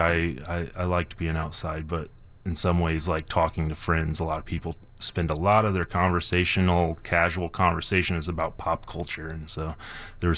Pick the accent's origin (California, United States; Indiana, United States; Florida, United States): Indiana, United States; Brown County; now in Chicago, United States; growing up at the camp, that was my hometown